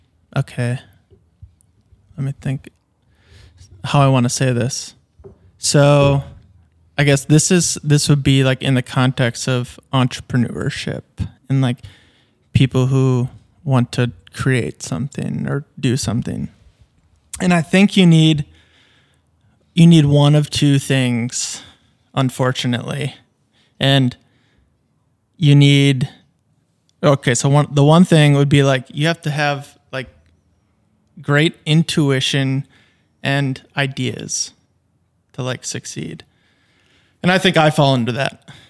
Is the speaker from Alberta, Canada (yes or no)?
no; Fergus, Ontario, Canada; I think like just growing up in Fergus and having a great time and whatnot